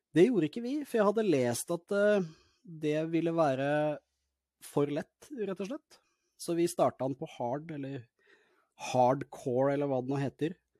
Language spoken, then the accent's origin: Norwegian; Norway; also born or lived in Larvik; Jeg blir nesten litt stolt som nordmann